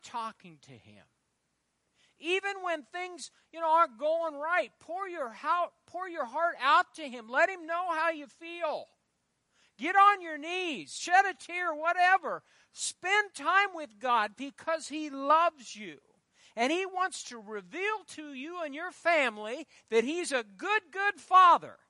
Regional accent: Fairbury, Nebraska, United States; I'm from Fairbury

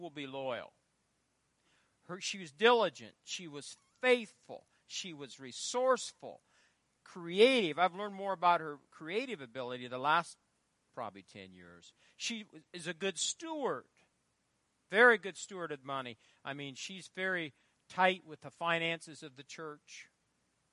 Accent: Fairbury, Nebraska, United States; I'm from Fairbury

